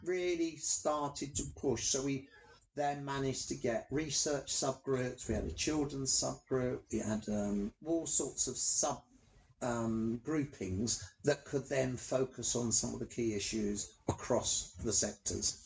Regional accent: London, United Kingdom; I'm a Londoner through and through, hackney boy

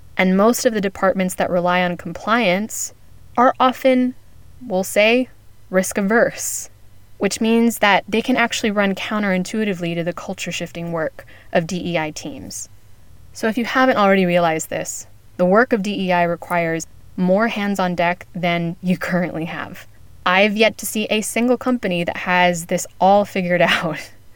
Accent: United States; now in Spain; as an American based in Spain

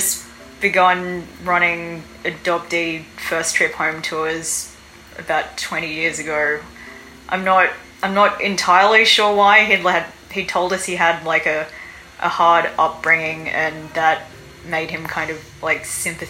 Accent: Sydney, New South Wales, Australia; moved away as an adult; also born or lived in South Korea; now in Seoul, South Korea; Yeah, it was all right growing up in Sydney. I grew up on Sydney's North Shore, which is like a fairly quite affluent area. And I also went to a private school.

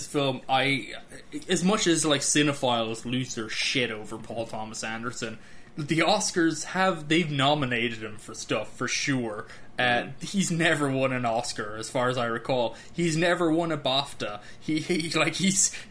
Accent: Ireland; moved away as an adult; now in United States; an Irishman who's lived in the US for several years now

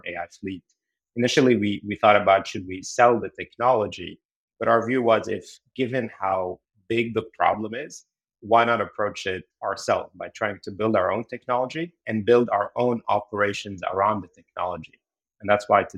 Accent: Beirut, Beirut Governorate, Lebanon; moved away as an adult; now in United States; I actually grew up in Beirut, Lebanon. And then I moved to the US to go to grad school.

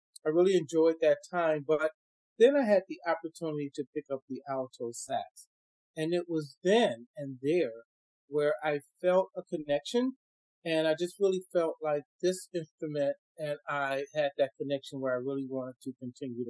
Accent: Chicago, Illinois, United States; I grew up, I'm originally from Chicago. And I grew up in Chicago

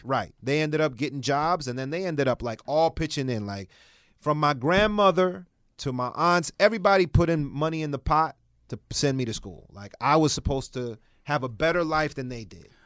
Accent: Washington, District of Columbia, United States; was born in Washington, D C

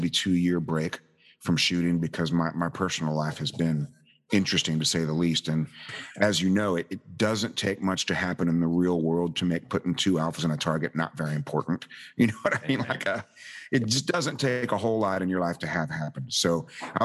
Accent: the South, United States; Us rude Americans

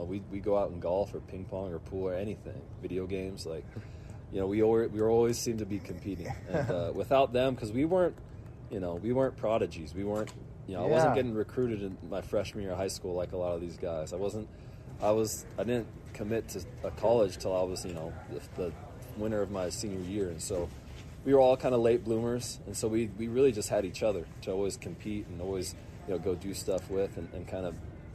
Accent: Portland, Oregon, United States; we grew up in the Northwest

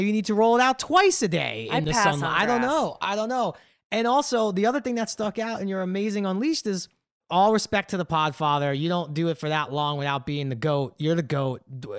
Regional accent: New York, United States; I grew up in New York.

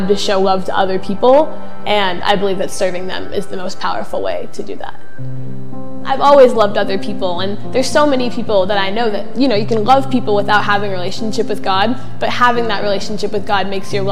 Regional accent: Mashpee, Massachusetts, United States; I grew up in Mashpee.

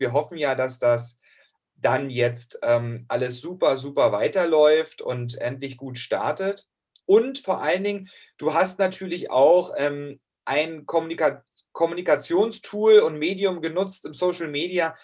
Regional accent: Hoyerswerda, Saxony, Germany; moved away; aus Hoyerswerda, aus meiner Heimatstadt, wo ich herkomme, aus Sachsen

